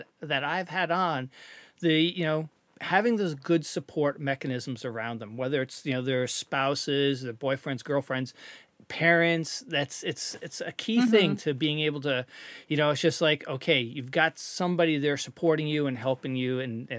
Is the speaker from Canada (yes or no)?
yes; Canada; now in United States; I think one advantage of being a Canadian content creator is the whole healthcare aspect of things.